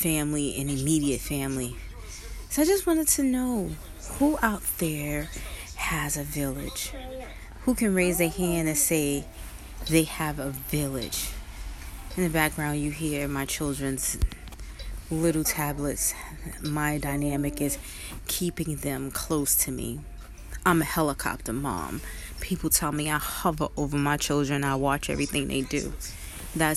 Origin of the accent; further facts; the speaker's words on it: Brooklyn, New York, United States; I was born and raised in Brooklyn, and I still live in Brooklyn